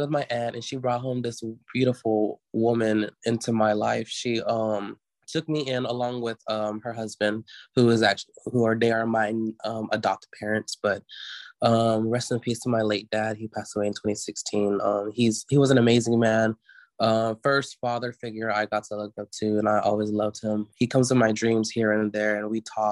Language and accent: English; Choctaw, Mississippi, United States; moved away as an adult; also born or lived in Oklahoma; now in Memphis, United States; I'm originally from Pearl River community, which is like the headquarters of our tribe